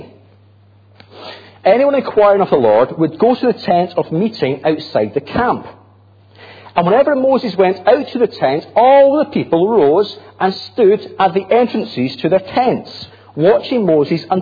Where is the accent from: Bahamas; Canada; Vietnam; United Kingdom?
United Kingdom; Grangemouth, Scotland; I'm from Grangemouth. Proud of it.